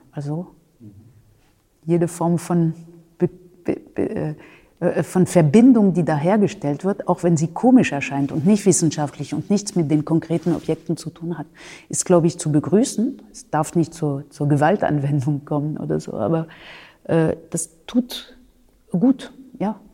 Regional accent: France; moved away as an adult; now in Germany; Ich habe äh, in Frankreich äh, mein Abitur gemacht

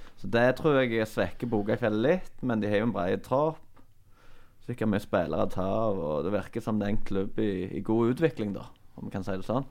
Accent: Lye, Rogaland, Norway; jeg er fra Lye

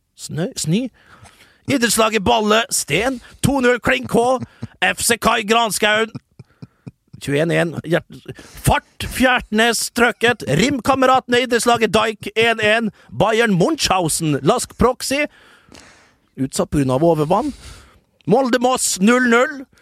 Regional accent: Vestnes, Møre og Romsdal, Norway; jeg kommer jo fra en gammel skipsbyggerkommune, eh, og vi bygger jo båter som det er stand etter den dag i dag. En utrolig stolt uh, skipskultur, uh, tradisjon, uh, oppe med oss på Vestnes

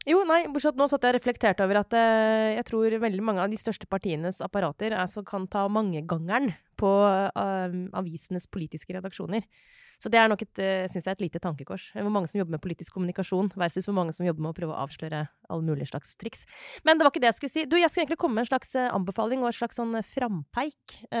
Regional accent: Norway; der jeg kommer fra, liksom, i drabantbyen utafor Oslo

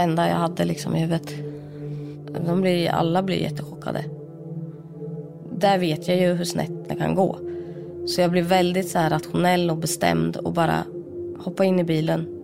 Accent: Sweden; also born or lived in India; jag är ju adopterad från Indien. Kom till Sverige när jag var åtta månader

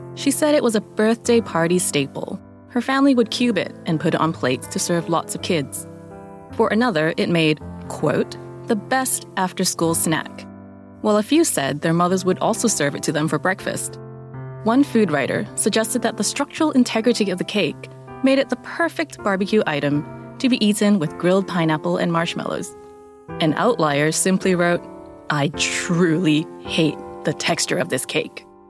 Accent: Canada; moved away; also born or lived in Hong Kong; I grew up in Canada, where it seemed that most households would have a Sara Lee pound cake in the freezer

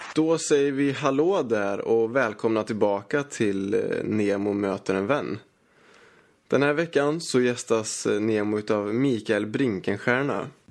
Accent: Malmö, Skåne, Sweden; jag kommer från Rosengård i Malmö, Rosensväg 12

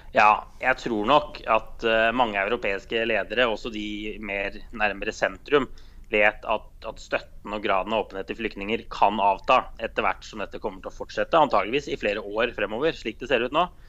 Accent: Norway; jeg er fra Norge

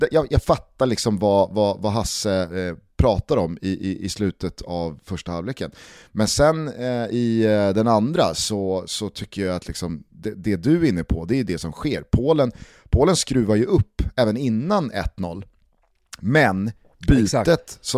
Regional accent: Sweden; Man blir lite jävig som svensk

